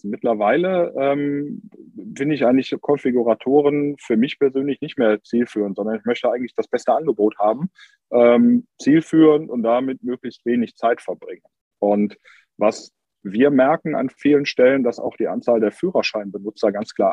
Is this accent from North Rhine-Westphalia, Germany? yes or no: yes; Cologne, North Rhine-Westphalia, Germany; Das merkt man hier als Kölner vor Ort, dass Köln manchmal schon neidisch auf Hamburg oder Berlin schielt